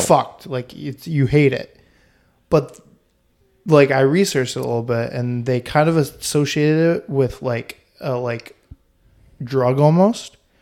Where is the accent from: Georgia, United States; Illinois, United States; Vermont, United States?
Vermont, United States; I'm from Vermont